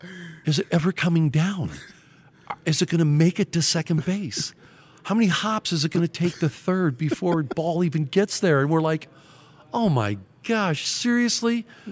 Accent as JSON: {"language": "English", "town": "Youngstown", "region": "Ohio", "country": "United States", "tie": "born or raised there", "moved": "yes", "said": "Pittsburgh's only an hour and 15 minutes from my hometown in Youngstown."}